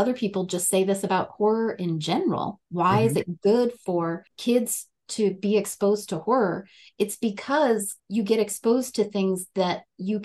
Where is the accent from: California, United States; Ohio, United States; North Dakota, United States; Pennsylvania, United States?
North Dakota, United States; now in Colorado, United States; I grew up in North Dakota, very much that like Midwestern nice kind of culture.